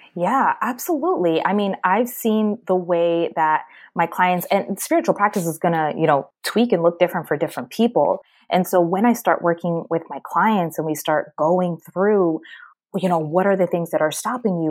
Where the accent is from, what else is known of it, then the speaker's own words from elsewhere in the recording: Maryland, United States; moved away as an adult; also born or lived in Washington, D.C.; now in Miami, United States; I was born and raised in Maryland and went to the University of Maryland.